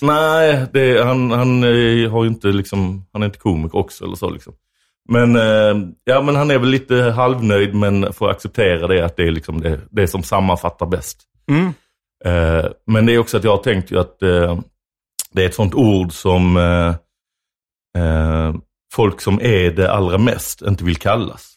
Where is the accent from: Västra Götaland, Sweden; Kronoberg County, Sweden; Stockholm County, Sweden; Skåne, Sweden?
Skåne, Sweden; Lund; jag är uppvuxen i Lund